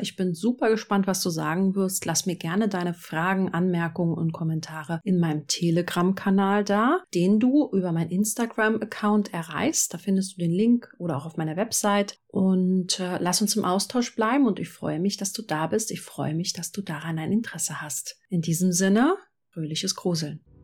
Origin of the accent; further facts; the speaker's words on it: Berlin, Germany; ich bin ja in Berlin zur Schule gegangen